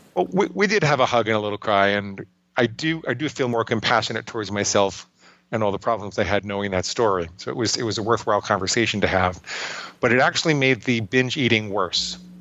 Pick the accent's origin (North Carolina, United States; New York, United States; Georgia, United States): New York, United States; New York City; I grew up in and around New York City